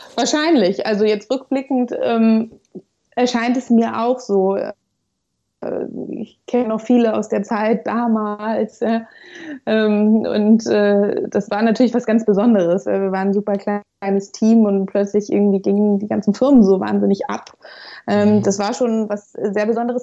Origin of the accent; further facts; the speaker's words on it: Hamburg, Germany; moved away as an adult; also born or lived in Freiburg; ich bin äh, gebürtige Hamburgerin